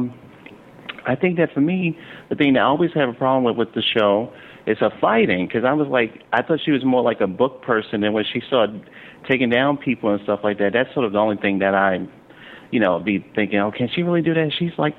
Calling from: New York City, New York, United States; I'm calling from Brooklyn.

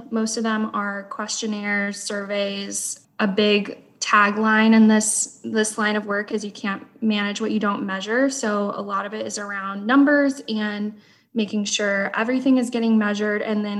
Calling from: Fort Worth, Texas, United States; I am in the Fort Worth, Texas area.

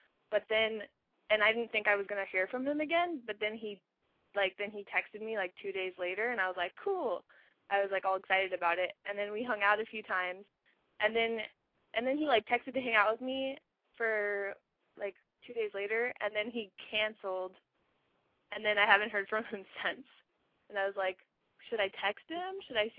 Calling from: San Diego, California, United States; I'm from San Diego.

